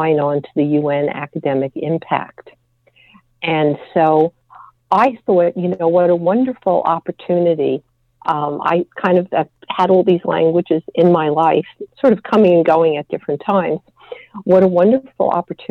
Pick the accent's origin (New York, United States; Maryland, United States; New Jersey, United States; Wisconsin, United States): New York, United States; New York area, United States; also born or lived in Quebec City, Canada; I was raised in the New York area